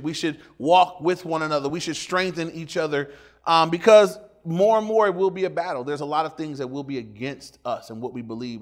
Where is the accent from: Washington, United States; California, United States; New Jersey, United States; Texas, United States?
California, United States; Inglewood; When I went to my dad's house for the weekend, that was in Inglewood too, but it was in the red part of Inglewood